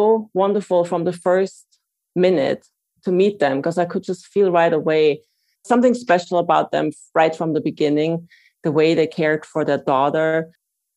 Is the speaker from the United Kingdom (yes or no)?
no; Austria; moved away as an adult; now in New York, United States; I am from Austria originally, and I trained to be an occupational therapist there and moved to New York in 99.